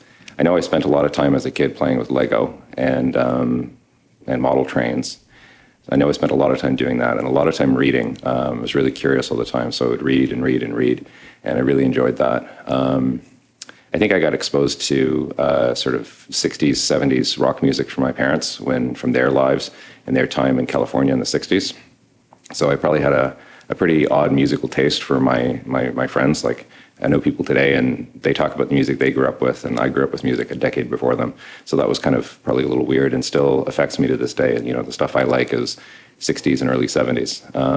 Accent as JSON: {"language": "English", "town": "Ottawa", "region": "Ontario", "country": "Canada", "said": "So I'm an architect. I'm a dad, and I'm from Ottawa."}